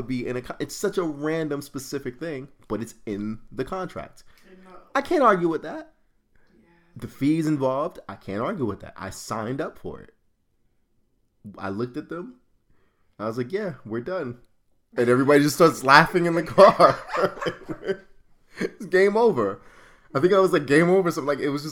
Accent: New York, United States; we're from New York

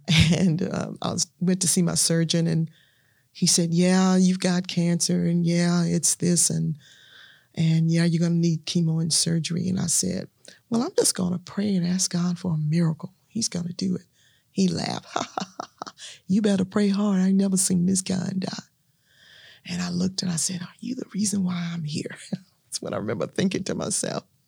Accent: Natchez, Mississippi, United States; moved away as an adult; also born or lived in Louisiana / Shreveport, Louisiana; now in Dallas, United States; born and raised in Natchez, Mississippi

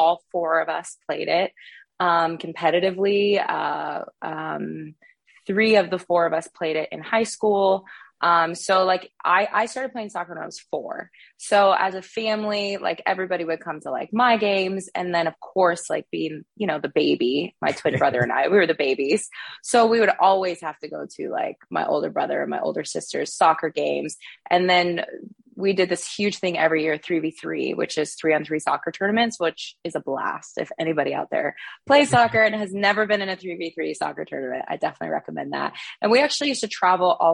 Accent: Thornton, Colorado, United States; moved away; I'm from Thornton, Colorado, which is just outside of Denver. And I kind of had a very eclectic childhood, I guess a mix of everything. I grew up playing lots of sports

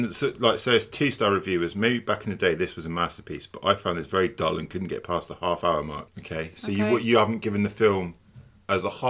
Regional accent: United Kingdom; I'm a British person

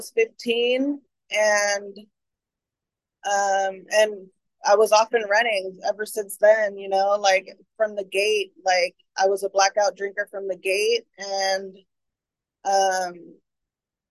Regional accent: San Francisco, California, United States; I was born in San Francisco. My mom is from San Francisco and my dad is from El Salvador.

